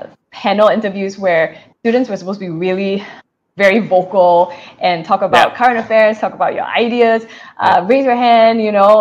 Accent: Singapore; moved away as an adult; also born or lived in Silicon Valley, United States; like you, I am a budding podcast host. I'm a Singaporean. I am a mother of two young kids, 3-year-old and 1-year-old.

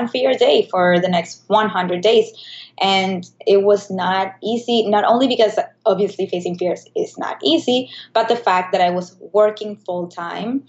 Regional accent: Caracas, Capital District, Venezuela; moved away as an adult; now in New York, United States; I was born in Venezuela, in Caracas. And when you are living there

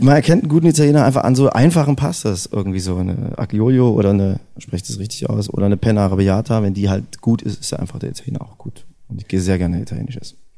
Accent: Erfurt, Thuringia, Germany; das ist ja meine Heimatstadt

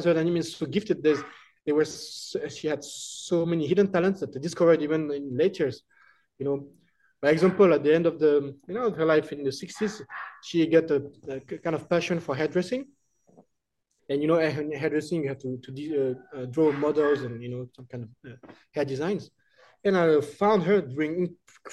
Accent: Paris, Île-de-France, France; English is a second language; moved away as an adult; now in Laos; We were born in Paris, which is the capital city of France.

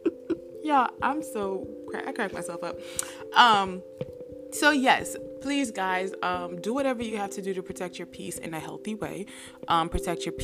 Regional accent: United States; accent: American; also born or lived in Nigeria; my American accent

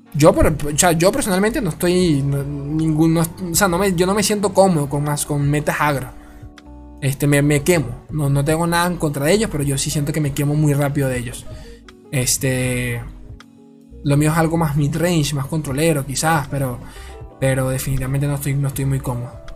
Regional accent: Venezuela; De Venezuela. Soy de Venezuela

